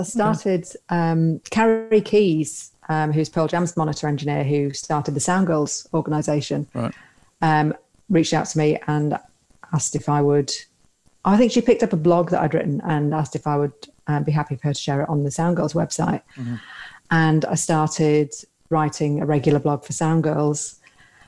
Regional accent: York, Yorkshire and the Humber, United Kingdom; moved away; Originally York

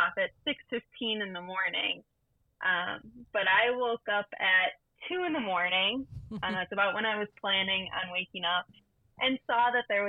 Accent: Wisconsin, United States; We are from Wisconsin, so we flew out of the Milwaukee airport.

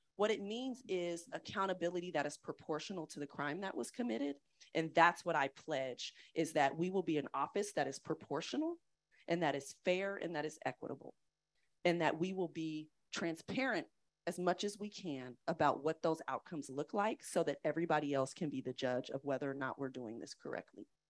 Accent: East Bay, San Francisco Bay Area, California, United States; moved away as an adult; also born or lived in Chicago / Atlanta; now in San Francisco, United States; I grew up being very proud of being from the Bay Area. I'm from the East Bay.

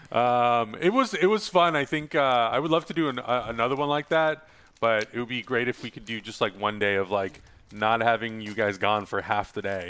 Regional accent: San Diego, California, United States; I'm from San Diego

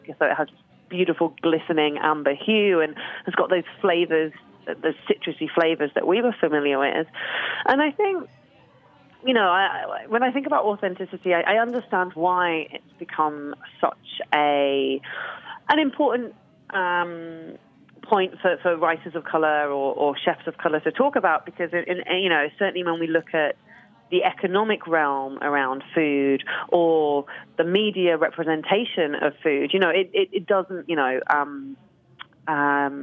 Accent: London, United Kingdom; moved away; back to London. So I kind of was born there, moved away and came back.

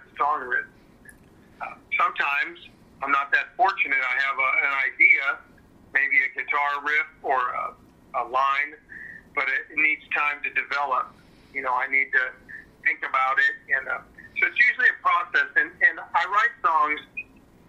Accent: St. Louis, Missouri, United States; I grew up in St. Louis

